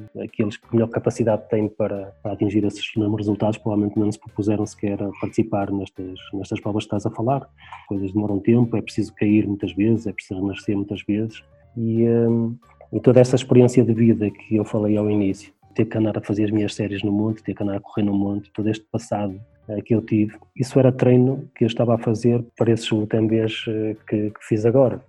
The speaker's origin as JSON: {"language": "Portuguese", "country": "Portugal", "tie": "born or raised there", "said": "aqui na, na freguesia onde nasci, onde continuo a viver."}